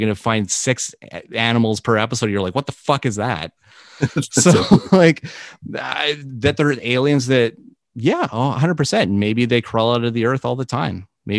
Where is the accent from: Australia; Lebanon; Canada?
Canada; to be connected with Gord in any shape or form of your life as Canadian is just, it's a big deal.